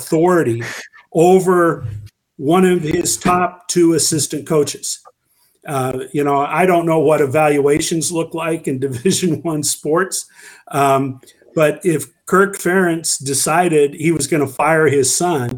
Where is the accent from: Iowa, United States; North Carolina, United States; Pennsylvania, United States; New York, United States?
Iowa, United States; I am from Iowa